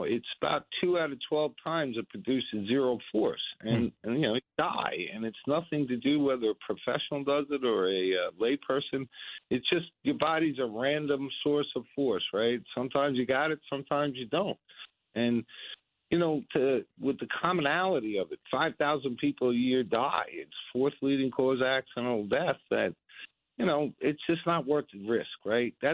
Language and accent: English; United States; I'm an American